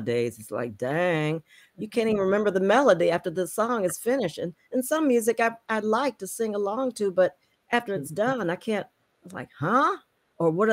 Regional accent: Detroit, Michigan, United States; moved away as an adult; also born or lived in Los Angeles; I'm from Detroit too

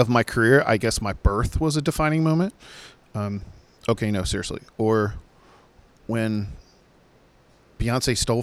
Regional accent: Virginia Beach, Virginia, United States; I'm from Virginia Beach and Virginia, which is Chesapeake and Portsmouth. And that's where a lot of artists grew up at my time, like … and …. My good friend …, …, we all kind of grew up in the same areas

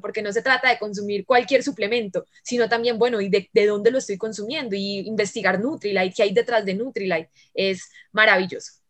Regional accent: Medellín, Antioquia, Colombia; soy de Medellín

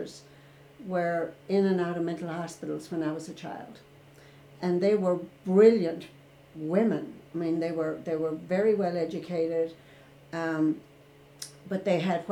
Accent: Ireland; moved away as an adult; I was born and raised in Ireland

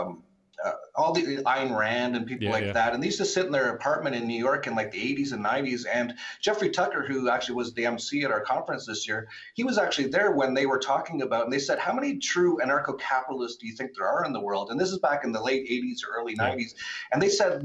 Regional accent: Vancouver, British Columbia, Canada; moved away; also born or lived in Acapulco; In Canada, and I'm from Vancouver. I grew up and I used to go to the clubs when I was like 20 years old in Vancouver.

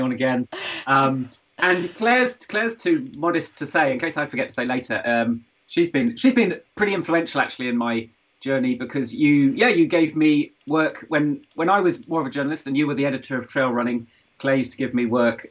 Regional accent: Stroud, South West England, United Kingdom; I grew up in Stroud, where Extinction Rebellion was formed

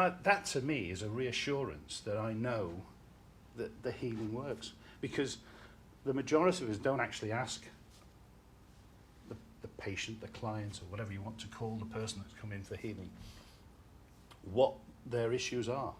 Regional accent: Liverpool, North West England, United Kingdom; growing up in Liverpool

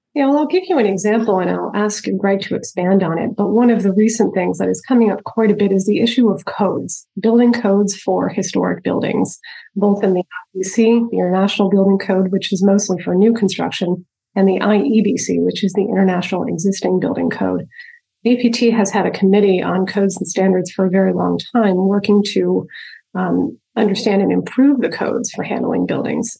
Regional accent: just north of Albany, upstate New York, United States; I grew up in upstate New York, just north of Albany

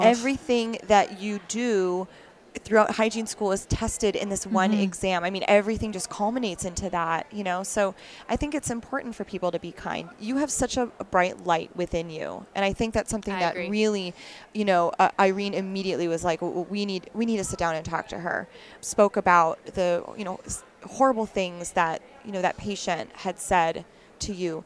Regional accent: Wisconsin, United States; I'm actually from Wisconsin originally

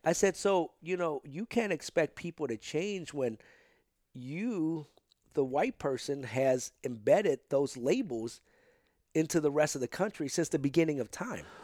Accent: St. Louis, Missouri, United States; also born or lived in Potosi; I got here, um, when I was three

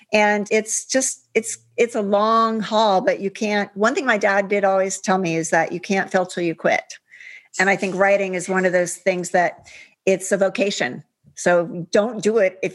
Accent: Upper Arlington, Ohio, United States; I grew up in Ohio.

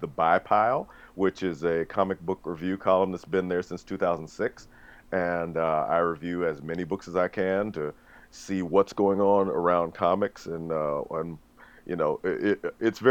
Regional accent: Memphis, Tennessee, United States; a Black comics fan growing up in Memphis

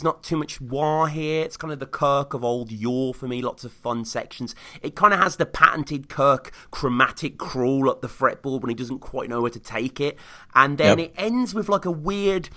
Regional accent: Birmingham, West Midlands, United Kingdom; my hometown

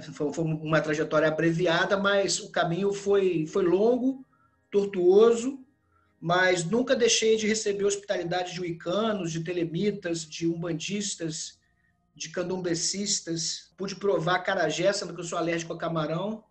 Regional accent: Brazil; nós somos brasileiros

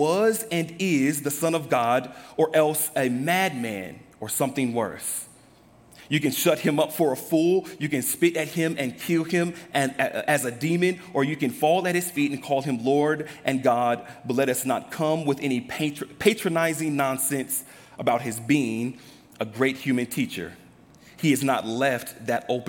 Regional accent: Los Angeles, California, United States; Growing up in Los Angeles, the Fight the Power movement

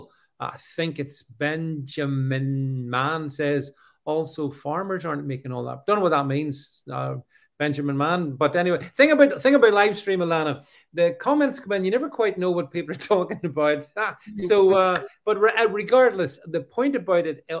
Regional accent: United Kingdom; as a Brit

